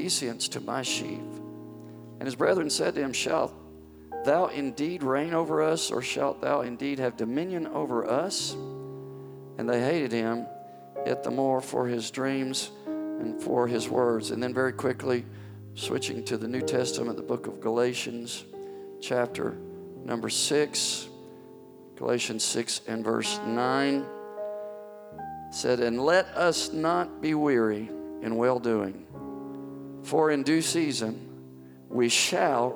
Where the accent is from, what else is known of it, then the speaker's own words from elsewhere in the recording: near Ripley, Mississippi, United States; moved away; Very, very close to my old stomping grounds